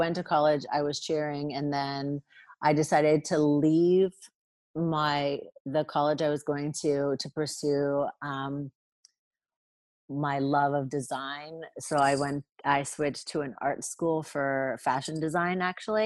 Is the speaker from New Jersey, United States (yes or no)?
yes; Margate City, New Jersey, United States; also born or lived in Carolina; now in Garden City, United States; I'm from New Jersey, South Jersey, Atlantic City area, Margate.